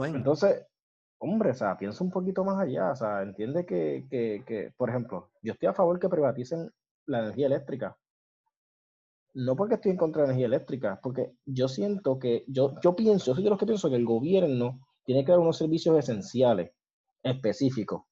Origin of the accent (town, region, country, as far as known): Puerto Rico